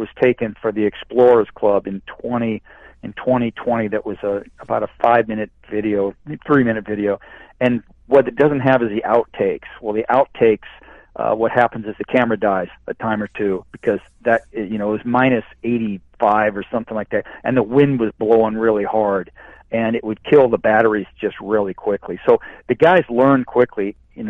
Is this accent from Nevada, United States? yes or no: no; Iowa, United States; also born or lived in Alaska; I grew up in the Midwest and in Iowa, which was cold